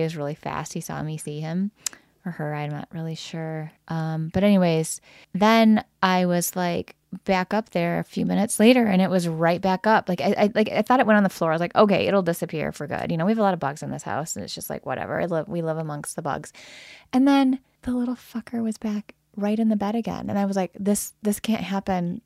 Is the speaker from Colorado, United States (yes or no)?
no; Lansing, Michigan, United States; I grew up in the Lansing area